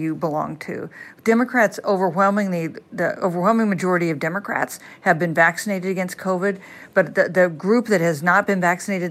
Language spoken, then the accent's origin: English; Kansas, United States; I'm from Kansas